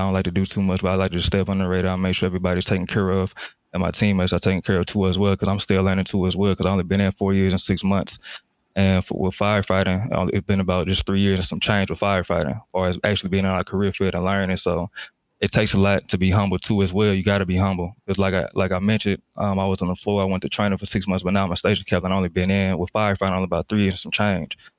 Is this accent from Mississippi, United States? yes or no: yes; Jackson, Mississippi, United States; moved away as an adult; I'm from um, Jackson, Mississippi, down south. So I grew up in the south.